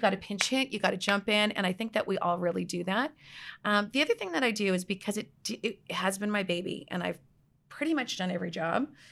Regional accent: outside of Toronto, Ontario, Canada; moved away as an adult; also born or lived in British Columbia, Canada; now in Scottsdale, United States; outside of Toronto

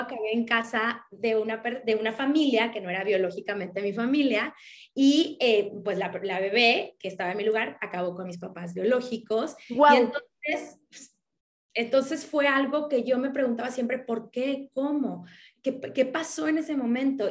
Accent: Mexico; mexicana, tengo 37 años

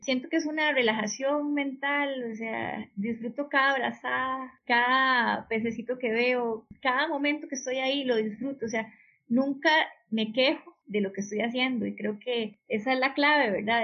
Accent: Belén, Heredia, Costa Rica; me crié aquí en Belén

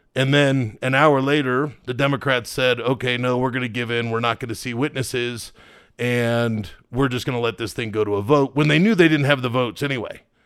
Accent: United States; as an American

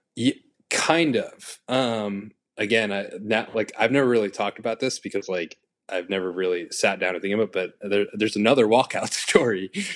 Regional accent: New York City, New York, United States; I was born and raised in Queens, New York, city boy

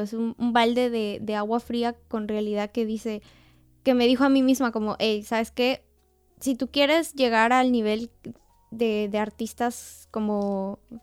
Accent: Peru; now in Austria; yo soy peruana

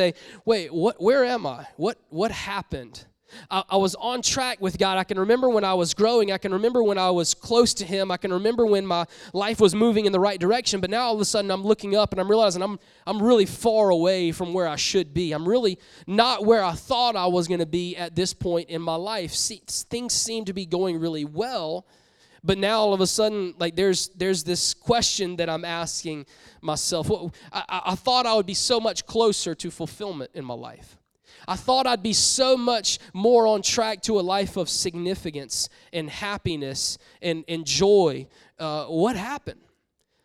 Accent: Columbia, South Carolina, United States; moved away; I'm from South Carolina. I love South Carolina. I'm like, love it. Grew up in Columbia

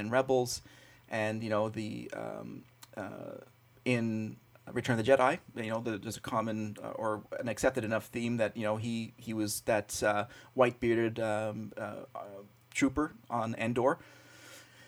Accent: Montreal, Quebec, Canada; I grew up in Montreal in Canada

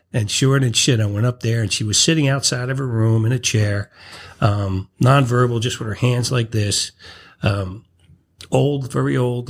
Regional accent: Irvington, New Jersey, United States; I was born and raised in Irvington

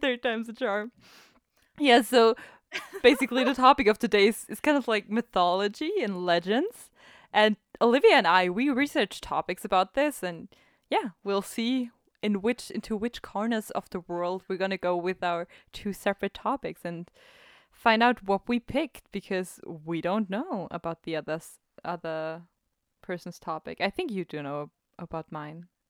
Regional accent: Austria; I'm from Austria

